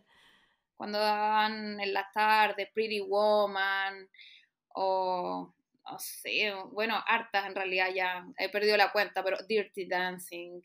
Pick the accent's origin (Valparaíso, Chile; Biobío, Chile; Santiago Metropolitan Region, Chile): Santiago Metropolitan Region, Chile; Santiago; Soy acá de Santiago.